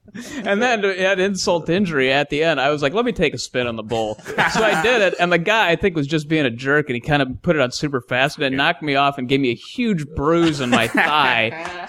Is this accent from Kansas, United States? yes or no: no; Wisconsin, United States; We're from Wisconsin